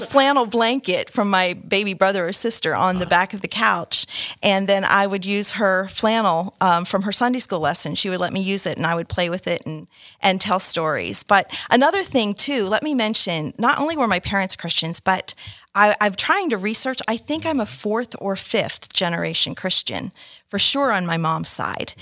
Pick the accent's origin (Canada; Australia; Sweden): Canada; I was born in Canada, um, and my mother's Canadian